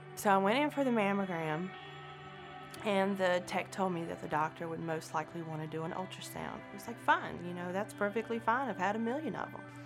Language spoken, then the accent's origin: English; Danville, Virginia, United States; I grew up in Virginia, uh, born at the Danville Hospital, but we lived out in the county. We lived in a little community called Spring Garden